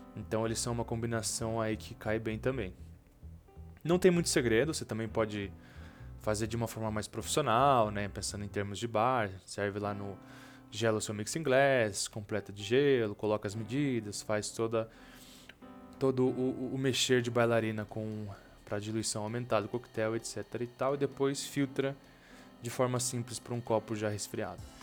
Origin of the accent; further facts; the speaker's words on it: Curitiba, Paraná, Brazil; Eu sou de Curitiba